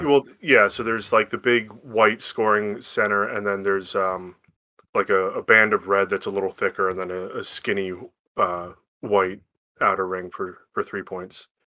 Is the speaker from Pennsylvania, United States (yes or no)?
yes; Whitehall, Pennsylvania, United States; also born or lived in Shippensburg, Pennsylvania; now in Bethlehem, United States; I'm originally from, uh, Eastern P A, the Lehigh Valley, um, small town called Whitehall